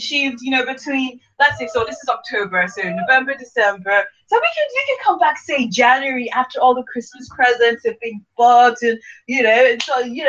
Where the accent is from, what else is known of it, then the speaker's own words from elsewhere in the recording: Nigeria; I'm Nigerian as well, okay? I am Nigerian